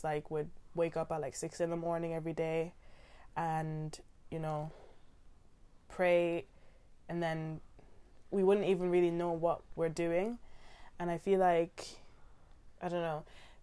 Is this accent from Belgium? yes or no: no; Ireland; now in United Kingdom; We were all born in Ireland